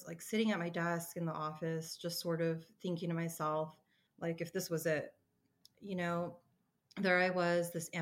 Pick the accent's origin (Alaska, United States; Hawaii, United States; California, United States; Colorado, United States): Colorado, United States; being born and raised in Colorado, I've spent most of my life here, well, all of my life here